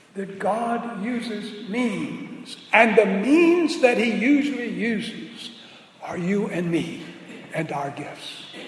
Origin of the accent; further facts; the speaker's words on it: New Orleans, Louisiana, United States; moved away; we're both from New Orleans. I was still in New Orleans or in the New Orleans environs.